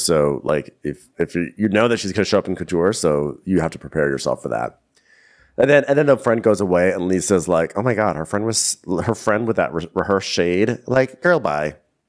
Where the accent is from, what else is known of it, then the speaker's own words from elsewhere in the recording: Chicago, Illinois, United States; I'm …. I'm trying to figure out who's getting married because I see two brides here right now. I'm from Chicago.